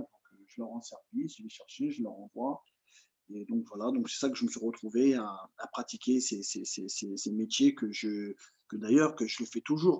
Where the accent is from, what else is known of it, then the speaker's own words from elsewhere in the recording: France; also born or lived in Mali; je suis franco-malien